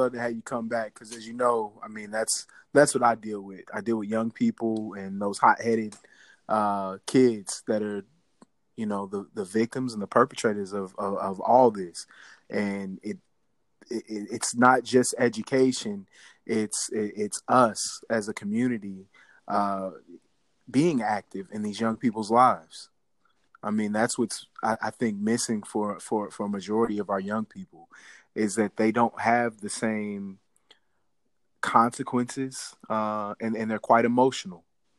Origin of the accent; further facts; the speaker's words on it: Midwest, United States; now in Washington, United States; I came out here from Midwest.